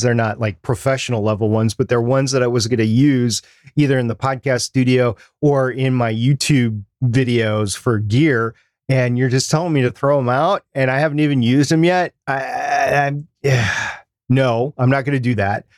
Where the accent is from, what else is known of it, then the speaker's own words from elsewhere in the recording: United States; my country